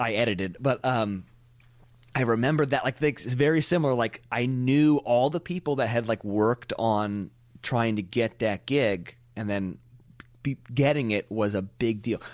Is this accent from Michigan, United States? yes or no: no; Pebble Beach, California, United States; we're broadcasting from Pebble Beach, California. This is where I came from